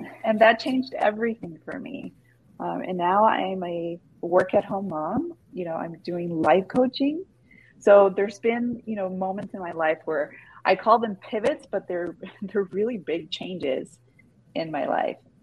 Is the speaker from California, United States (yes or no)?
yes; Los Angeles, California, United States; born and raised